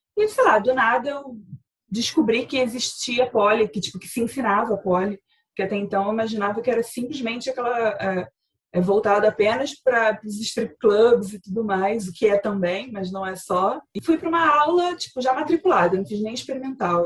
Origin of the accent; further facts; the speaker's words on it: Rio de Janeiro, Brazil; também sou aqui do Rio